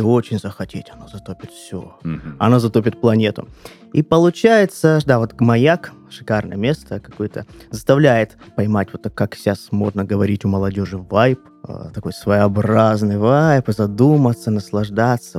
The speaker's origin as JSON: {"language": "Russian", "town": "Krasnodar", "region": "Krasnodar Krai", "country": "Russia", "tie": "born or raised there", "also_born_or_lived": "Primorsko-Akhtarsk", "said": "Ахтари – это моя малая родина. Я там родился. Но жил я всегда в Краснодаре"}